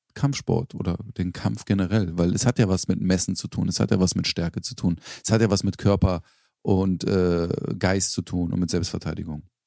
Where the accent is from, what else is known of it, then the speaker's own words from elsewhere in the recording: Berlin, Germany; also born or lived in Charlottenburg, Berlin; da, wo ich aufgewachsen bin. Bis ich ins feine Charlottenburg gezogen bin, äh, in Schöneberg